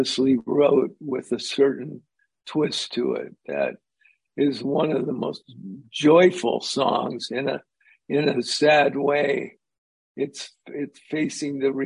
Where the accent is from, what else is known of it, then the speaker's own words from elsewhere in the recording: Los Angeles, California, United States; we grew up in Hollywood with them